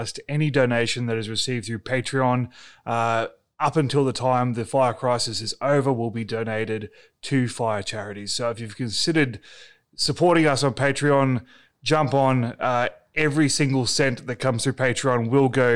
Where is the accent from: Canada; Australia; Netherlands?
Australia; also born or lived in Melbourne; my home country is currently on fire.